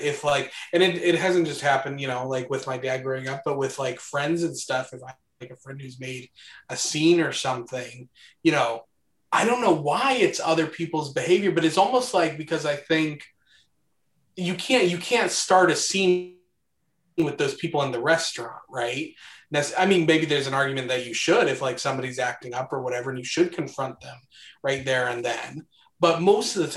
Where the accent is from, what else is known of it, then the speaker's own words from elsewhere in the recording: Midwest, United States; I grew up in the Midwest